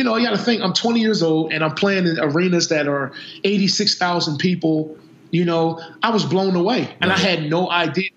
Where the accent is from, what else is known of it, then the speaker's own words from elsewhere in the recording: Camden, New Jersey, United States; also born or lived in Philadelphia area; we're from Camden, New Jersey, so we didn't have a whole lot of money